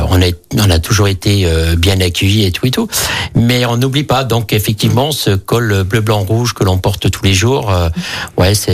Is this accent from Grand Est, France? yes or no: yes; Vosges, Grand Est, France; now in Lyon, France; Je suis né dans les Vosges parce que mes, mes, parents donc sont émigrés italiens qui sont arrivés en France en 61 dans les mmh. Vosges.